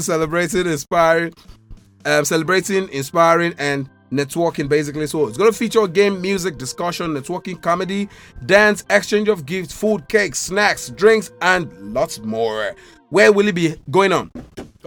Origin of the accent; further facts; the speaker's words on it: Edo, Nigeria; also born or lived in Imo State; I'm proudly Edolite. I'm from Edo State.